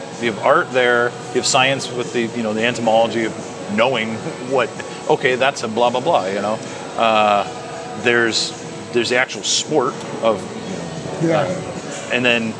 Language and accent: English; McKenzie River, Oregon, United States; I grew up on the Mackenzie River, basically.